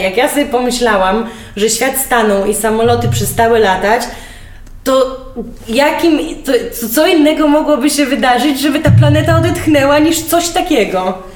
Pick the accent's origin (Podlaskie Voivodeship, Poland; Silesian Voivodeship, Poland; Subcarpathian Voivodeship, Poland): Podlaskie Voivodeship, Poland; Białystok; ja jestem z Białego Stoku, przecież znasz i moją rodzinę białostocką